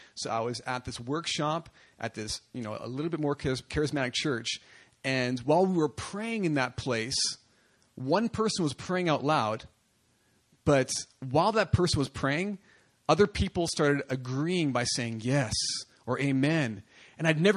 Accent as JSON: {"language": "English", "country": "Canada", "said": "I'm from Canada."}